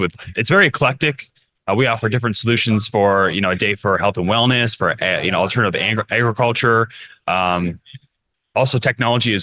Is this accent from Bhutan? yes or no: no; Canada; moved away as an adult; now in Zihuatanejo, Mexico; I'm an escapee from Canada, I guess you could say. Back in 2021, I left Canada, and I haven't actually returned since. I made my home in Zihuatanejo, Ixtapa, Mexico.